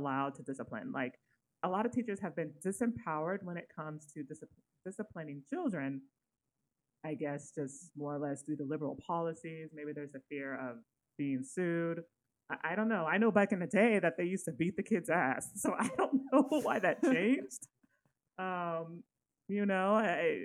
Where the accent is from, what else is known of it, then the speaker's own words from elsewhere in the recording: Sacramento, California, United States; I grew up in Sacramento, California.